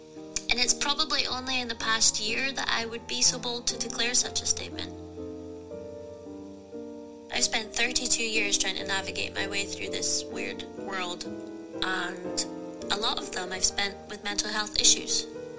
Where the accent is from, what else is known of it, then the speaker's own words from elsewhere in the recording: Scotland, United Kingdom; I'm 32 and I'm from Scotland.